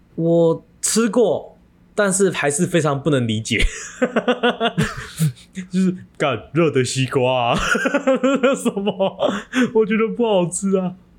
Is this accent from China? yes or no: no; Taiwan; 我们台湾人的体质就是比较不怕热嘛